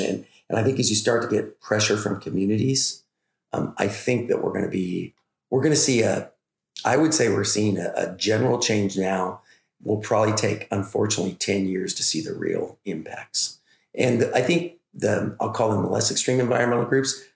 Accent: Oroville, California, United States; we're from Butte County, California. I actually ranch. Hometown is Oroville

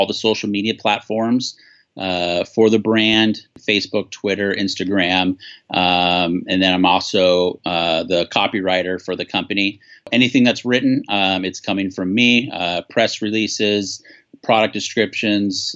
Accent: Long Beach, California, United States; also born or lived in Santa Barbara / San Diego; Born and raised in Long Beach.

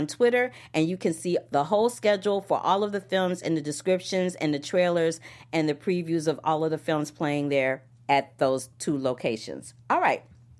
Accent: St. Louis, Missouri, United States; moved away; I am a native of St. Louis, Missouri. I grew up there. My parents were born and raised there. It's my hometown

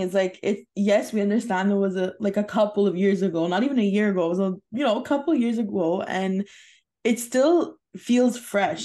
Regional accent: Canada; we're Canadian

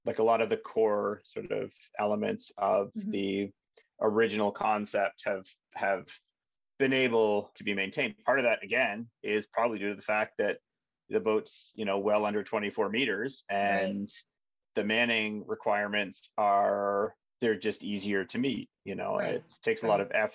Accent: Railton, Ontario, Canada; I'm from Railton. Railton, Ontario, Canada

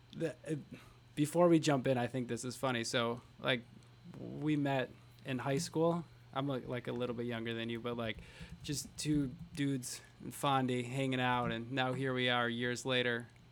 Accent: Fond du Lac, Wisconsin, United States; We're both from Fond du Lac.

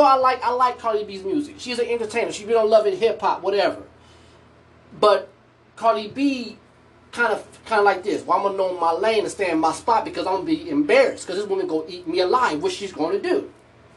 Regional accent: United States; I am an African American person in America. I am American

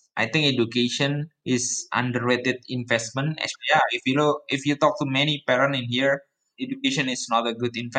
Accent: Surakarta, Central Java, Indonesia; moved away as an adult; Solo is my hometown actually. I was born there and then for 18 years, I lived there

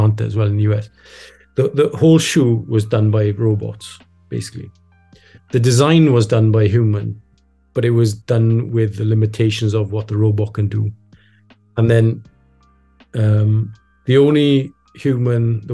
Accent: Wales, United Kingdom; we as Welsh people

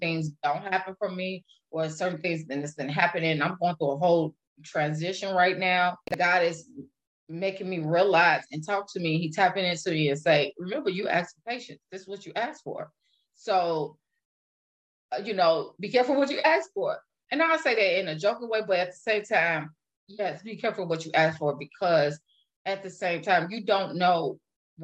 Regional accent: Illinois, United States; now in Wisconsin, United States; I live in Wisconsin right now. I am originally from Illinois

